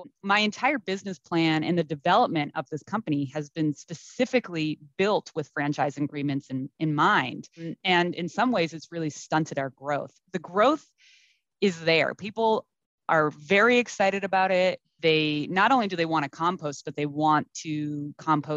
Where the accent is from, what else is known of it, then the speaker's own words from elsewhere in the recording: East Coast, United States; now in Los Angeles, United States; I'm from the East Coast originally